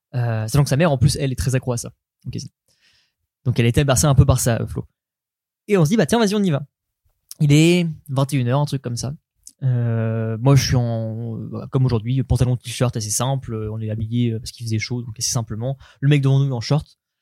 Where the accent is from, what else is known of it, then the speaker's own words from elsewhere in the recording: Caen, Normandy, France; moi, je suis de Caen